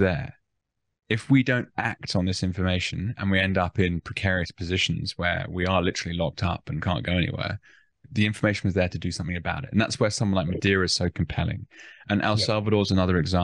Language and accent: English; Australia; as Australian citizens with no second passport